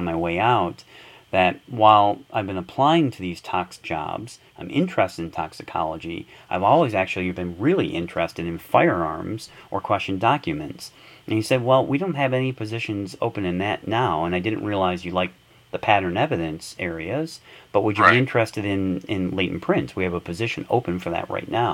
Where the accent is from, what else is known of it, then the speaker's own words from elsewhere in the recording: Detroit, Michigan, United States; moved away as an adult; also born or lived in Minnesota; I grew up in Michigan, in Detroit.